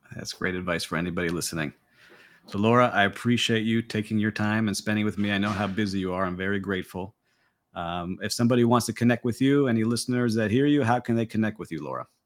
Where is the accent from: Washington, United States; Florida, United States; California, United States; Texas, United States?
Florida, United States; Miami; here in my hometown of Miami